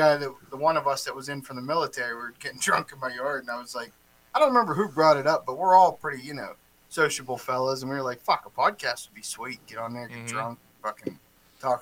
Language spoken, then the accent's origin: English; Johnstown, Pennsylvania, United States; We're from Johnstown.